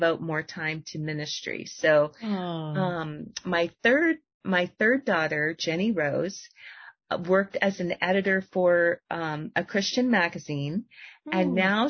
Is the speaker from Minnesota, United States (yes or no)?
no; Florida, United States; my husband's from Delaware. Yeah, I'm from Florida, but he's from Delaware